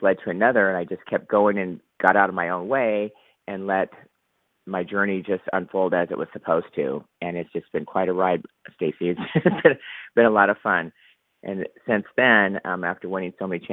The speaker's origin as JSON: {"language": "English", "town": "Huntington Beach", "region": "California", "country": "United States", "tie": "born or raised there", "said": "my hometown of Huntington Beach, California"}